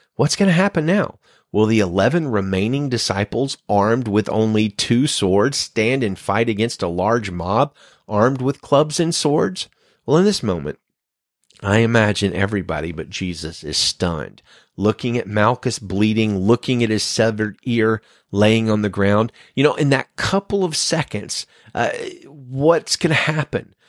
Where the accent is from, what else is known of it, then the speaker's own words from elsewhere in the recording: United States; my home country